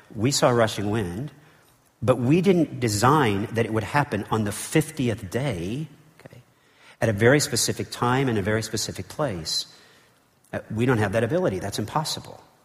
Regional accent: United States; as an American

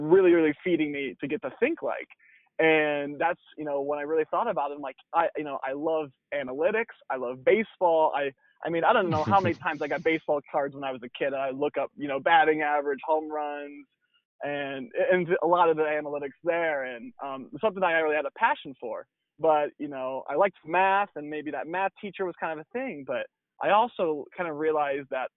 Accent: Holgate, Ohio, United States; moved away as an adult; now in California, United States; Born and raised in Ohio. So Northwest Ohio is, you know, hometown called Holgate, Ohio, very small

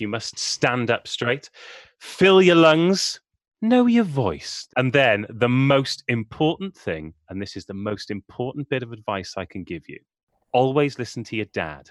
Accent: Wales, United Kingdom; I'm from Wales

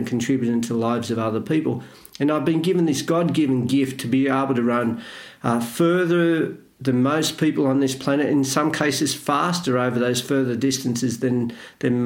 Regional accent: Australia; I'm Australian

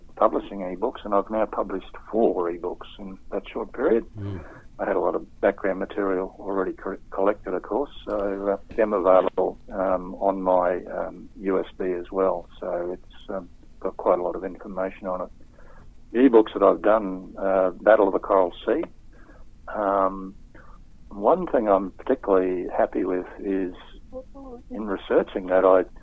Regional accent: Townsville, Queensland, Australia; moved away; I grew up in Townsville

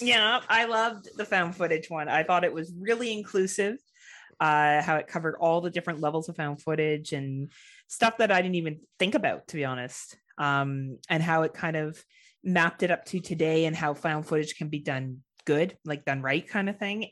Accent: Canada; as a Canadian

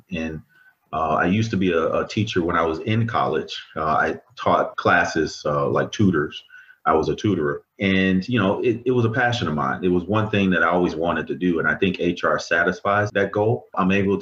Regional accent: Chicago, Illinois, United States; also born or lived in Mississippi; I grew up in Mississippi and Chicago. So I moved to Chicago when I was probably around 8 years old. And growing up in Chicago is not easy

